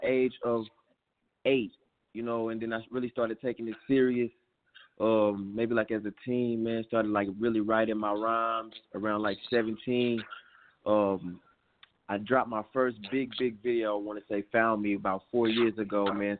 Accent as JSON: {"language": "English", "town": "Houston", "region": "Texas", "country": "United States", "tie": "born or raised there", "said": "I'm calling from Houston, Texas right now. I'm home, Houston, Texas. That's where I'm originally from"}